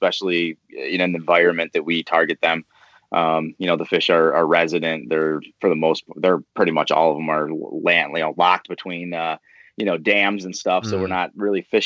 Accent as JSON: {"language": "English", "region": "Michigan", "country": "United States", "tie": "born or raised there", "said": "I was brought up here in Michigan, and, the outdoors is a big part of, kind of growing up here for a lot of kids"}